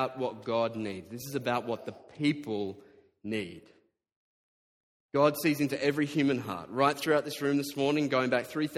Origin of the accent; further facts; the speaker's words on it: Diamond Creek, Victoria, Australia; I grew up in Diamond Creek, widest suburb in Australia.